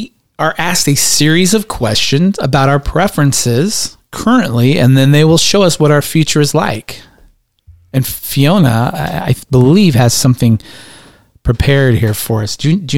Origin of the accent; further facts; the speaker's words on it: Georgia, United States; The country. We're from Georgia.